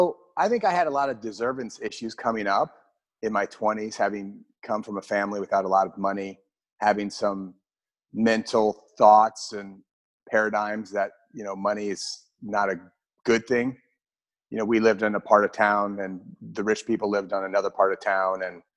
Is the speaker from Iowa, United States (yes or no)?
yes; Iowa, United States; now in Austin, United States; I grew up in Iowa. So I grew up in the Midwest in a tiny little town. And my father, there was about 8,000 people that lived in the town.